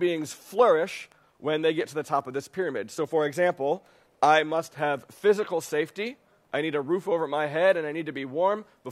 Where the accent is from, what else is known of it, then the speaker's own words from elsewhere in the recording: New York City, New York, United States; I'm from New York City.